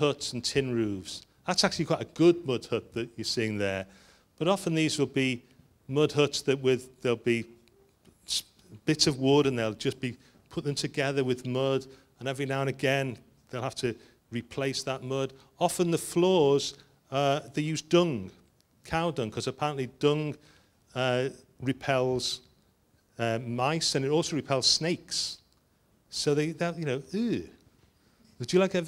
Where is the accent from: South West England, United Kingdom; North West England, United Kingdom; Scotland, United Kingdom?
North West England, United Kingdom; Liverpool; I'm from Liverpool